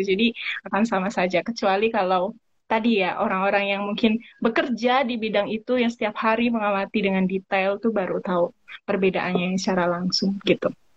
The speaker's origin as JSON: {"language": "Indonesian", "region": "East Java", "country": "Indonesia", "moved": "yes", "said": "saya asalnya dari Jawa Timur"}